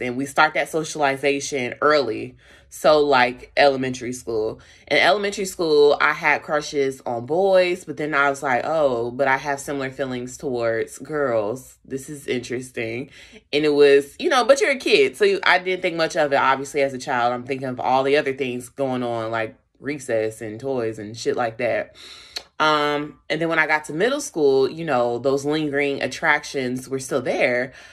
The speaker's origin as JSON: {"language": "English", "town": "Charlotte", "region": "North Carolina", "country": "United States", "tie": "born or raised there", "said": "I was raised in Charlotte, North Carolina"}